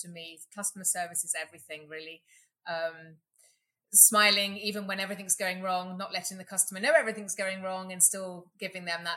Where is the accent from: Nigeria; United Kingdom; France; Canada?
United Kingdom; England; now in Katy, Texas, United States; as you can hear, I'm from England